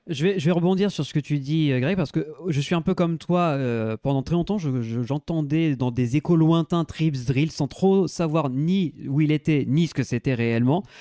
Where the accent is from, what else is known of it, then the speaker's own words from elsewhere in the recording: France; on est français et qu'on parle pas un mot d'allemand